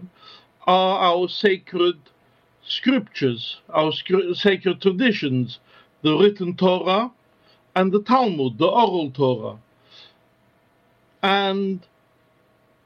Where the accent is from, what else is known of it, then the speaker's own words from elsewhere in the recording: London, United Kingdom; also born or lived in Westminster / France / North America; I was born in Westminster, but my family home has always been in Stoke Newington